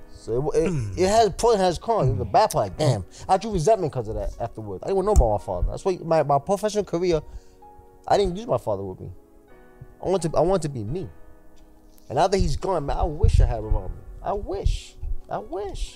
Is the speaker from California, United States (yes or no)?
no; New York City, New York, United States; I was raised in New York City